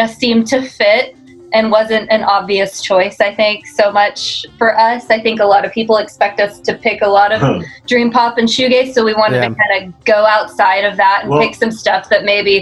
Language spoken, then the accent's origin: English; Houston, Texas, United States; I grew up in Houston